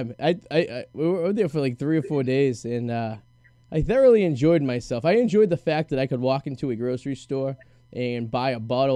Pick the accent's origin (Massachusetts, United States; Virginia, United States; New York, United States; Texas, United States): Massachusetts, United States; Boston; accent: Boston; my Boston accent